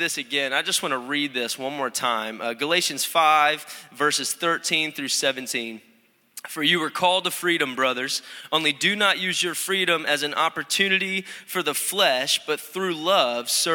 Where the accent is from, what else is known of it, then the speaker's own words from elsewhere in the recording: Connecticut, United States; moved away; also born or lived in Florida; I'm originally from Connecticut